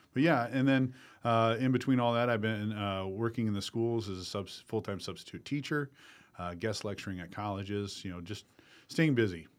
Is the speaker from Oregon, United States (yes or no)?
no; Dell Rapids, South Dakota, United States; I became a business owner in my hometown of Del Rapids